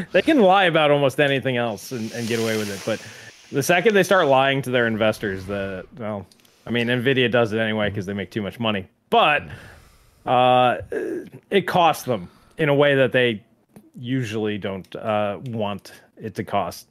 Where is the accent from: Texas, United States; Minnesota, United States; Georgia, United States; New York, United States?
New York, United States; I grew up in New York